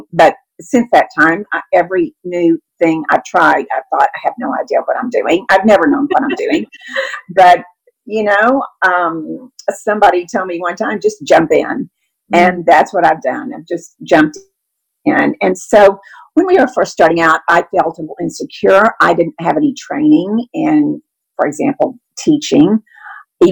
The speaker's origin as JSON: {"language": "English", "town": "Austin", "region": "Texas", "country": "United States", "tie": "born or raised there", "lives_now": "Dallas, United States", "said": "I'm originally from Austin, Texas, grew up in an SBC church"}